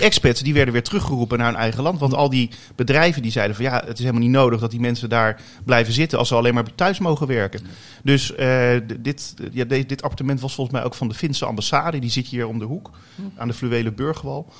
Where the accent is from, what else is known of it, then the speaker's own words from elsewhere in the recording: The Hague, South Holland, Netherlands; in de wijk eh, Leijenburg ben ik opgegroeid. En daar heb ik eh, tot aan mijn 21ste gewoond